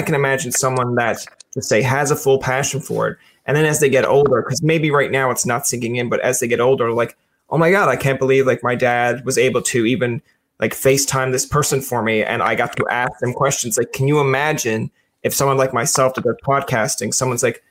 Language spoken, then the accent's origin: English; Newfoundland and Labrador, Canada; moved away as an adult; also born or lived in Ontario; I moved away from Newfoundland to go to school